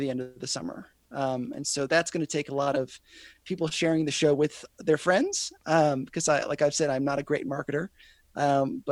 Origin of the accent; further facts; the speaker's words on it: United States; I love being an American